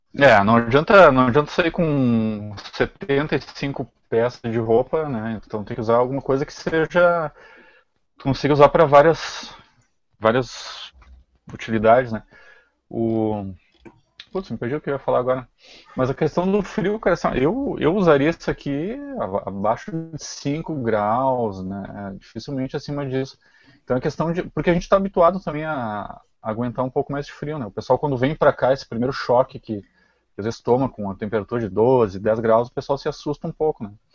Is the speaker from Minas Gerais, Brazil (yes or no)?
no; Lajeado, Rio Grande do Sul, Brazil; also born or lived in Porto Alegre; eu sou de Lajado